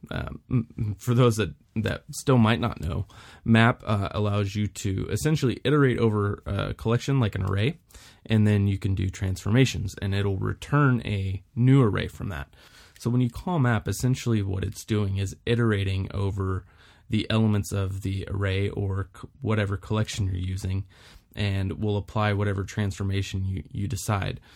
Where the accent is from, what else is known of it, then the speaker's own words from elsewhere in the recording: Houston, Texas, United States; moved away as an adult; also born or lived in Wyoming / Florida; I was born and raised in Houston, Texas